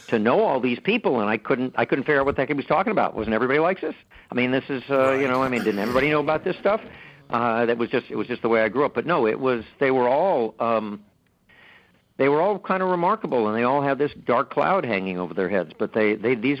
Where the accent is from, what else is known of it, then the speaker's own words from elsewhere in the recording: Los Angeles, California, United States; I grew up in Los Angeles in the midst of a community of recent immigrants